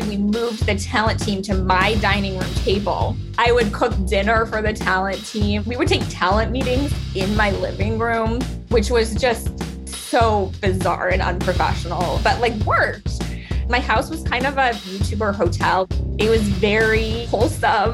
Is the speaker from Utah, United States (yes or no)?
yes; Salt Lake City, Utah, United States; I grew up in Utah.